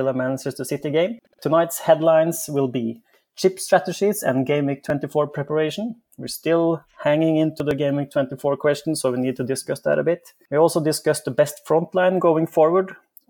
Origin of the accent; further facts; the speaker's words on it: Norway; I'm from Norway